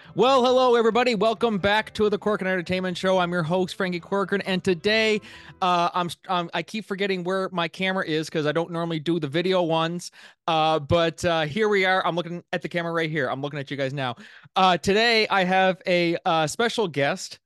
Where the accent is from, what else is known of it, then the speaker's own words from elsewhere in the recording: Miramichi, New Brunswick, Canada; my hometown here in Miramichi